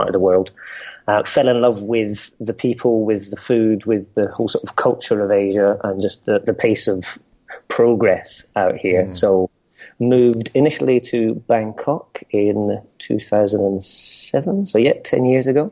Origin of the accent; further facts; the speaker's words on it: Edinburgh, Scotland, United Kingdom; moved away as an adult; also born or lived in London; So I was born in Edinburgh in Scotland. Suddenly the accent will come through when I start talking about Scotland. I spent my first 18 years in Edinburgh